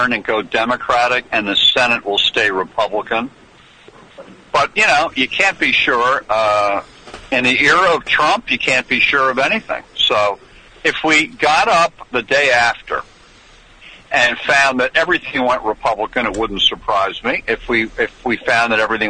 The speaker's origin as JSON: {"language": "English", "region": "New York", "country": "United States", "said": "I come from New York"}